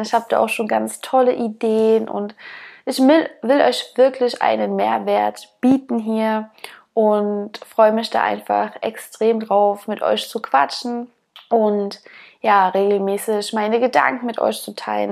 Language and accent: German; eastern Germany, Germany; Ich bin auf dem Dorf aufgewachsen und bin immer draußen rumgestromert, wie wir im Osten so schön sagen